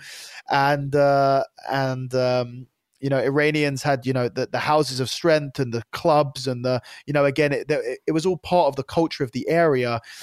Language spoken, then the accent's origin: English; United Kingdom; I was the first ever Brit to qualify for the A D C C.